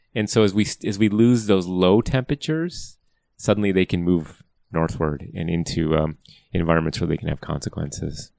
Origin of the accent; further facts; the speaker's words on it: Wisconsin, United States; now in California, United States; I grew up in Wisconsin, a long line of farmers.